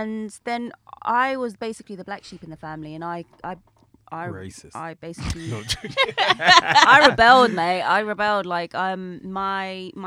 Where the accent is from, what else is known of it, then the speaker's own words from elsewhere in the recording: Philippines; I'm from Philippines